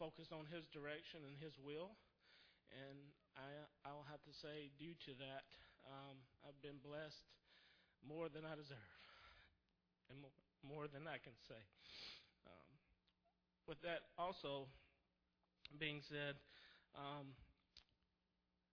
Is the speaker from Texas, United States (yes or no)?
no; South Carolina, United States; also born or lived in Roanoke, Virginia; now in Richmond, United States; He lives in South Carolina, where we're originally from